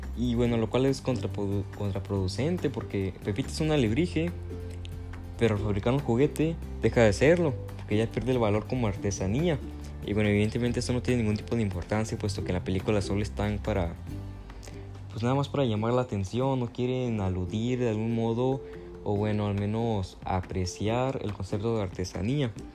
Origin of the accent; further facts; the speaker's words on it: Mexico; yo como mexicano